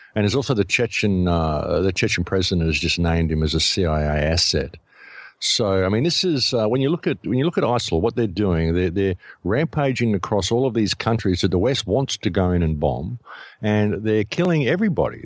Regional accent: Australia; I come from Australia

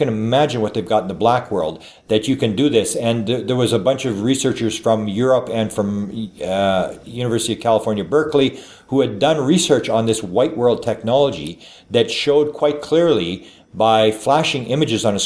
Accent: Canada; I am a Canadian.

